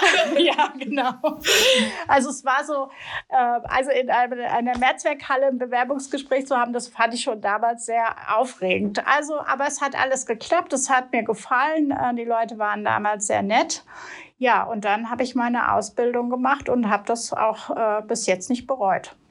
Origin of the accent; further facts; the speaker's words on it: Wiesbaden, Hesse, Germany; ich komme aus Wiesbaden ursprünglich